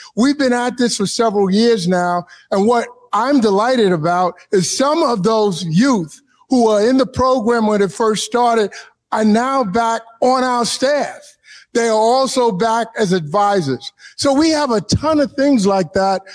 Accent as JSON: {"language": "English", "region": "New York", "country": "United States", "tie": "born or raised there", "moved": "as an adult", "lives_now": "Pacific Northwest, United States", "said": "And I'm from New York, born and raised in Harlem."}